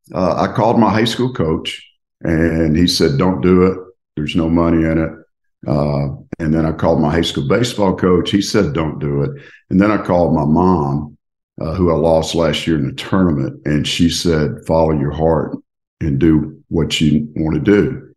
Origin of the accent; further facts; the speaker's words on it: Tupelo, Mississippi, United States; moved away as an adult; now in Lafayette, United States; My father had owned a Lincoln Mercury dealership in Tupelo, Mississippi, my hometown